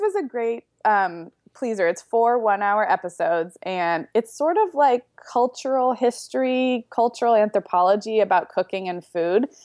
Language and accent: English; Santa Barbara, California, United States; Santa Barbara, which is where I grew up